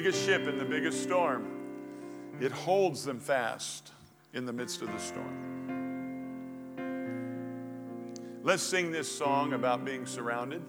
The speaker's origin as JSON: {"language": "English", "country": "United States", "tie": "born or raised there", "said": "I was born in America"}